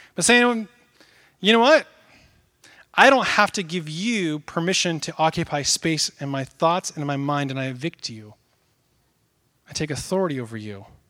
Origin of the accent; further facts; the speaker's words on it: Northwest, United States; I grew up in the Northwest, out in the countryside.